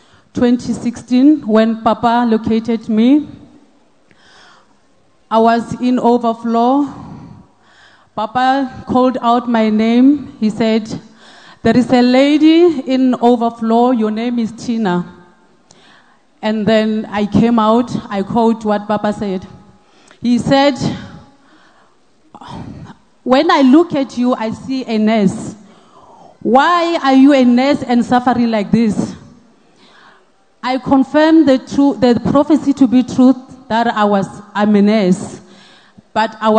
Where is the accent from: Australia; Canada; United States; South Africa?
South Africa; Mokopani, Limpopo; I'm originally from Limpopo, Polokwane, Mokopani